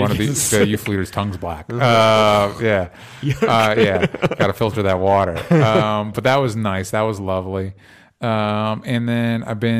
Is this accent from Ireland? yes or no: no; Florida, United States; I grew up in Florida, and I took a road trip out here